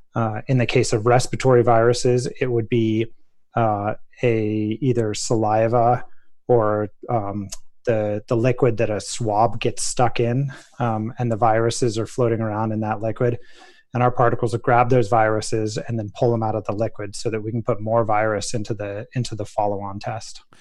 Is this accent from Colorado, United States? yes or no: yes; Colorado, United States; the town of Telluride, Colorado, my home state